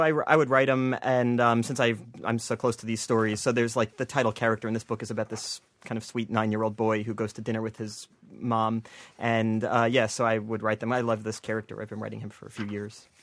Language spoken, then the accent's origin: English; New Jersey, United States; I grew up in New Jersey